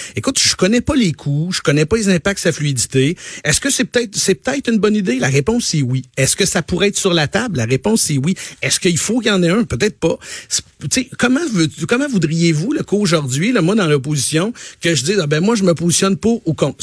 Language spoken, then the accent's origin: French; Quebec, Canada; je suis du Saguenay-Lac-Saint-Jean